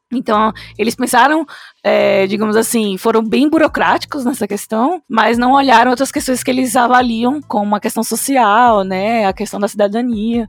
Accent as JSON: {"language": "Portuguese", "country": "Brazil", "said": "eu gosto mesmo de me definir como latina, não como brasileira"}